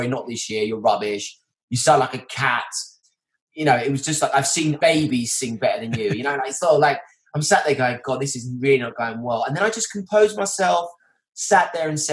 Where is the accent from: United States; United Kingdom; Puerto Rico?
United Kingdom; Essex, East of England